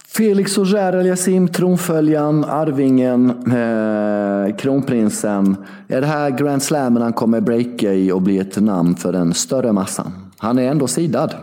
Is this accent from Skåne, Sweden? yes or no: no; Värnamo, Jönköping County, Sweden; 6 mil från Värnamo där jag är uppvuxen och bodde då